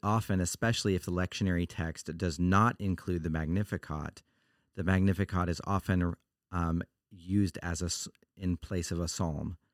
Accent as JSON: {"language": "English", "region": "Oregon", "country": "United States", "said": "I'm from Oregon"}